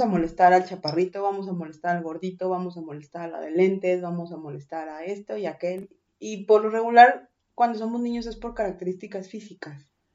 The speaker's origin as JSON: {"language": "Spanish", "region": "Mexico City", "country": "Mexico", "moved": "yes", "said": "las personas que venimos de Ciudad de México"}